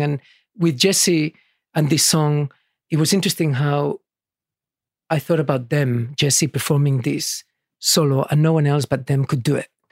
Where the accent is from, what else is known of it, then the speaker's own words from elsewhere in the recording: Barcelona, Catalonia, Spain; now in Sydney, Australia; I was born in Barcelona